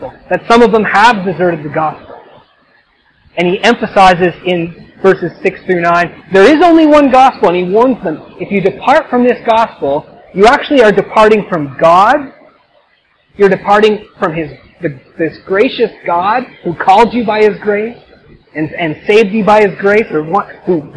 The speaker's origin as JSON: {"language": "English", "country": "Canada", "said": "I'm Canadian"}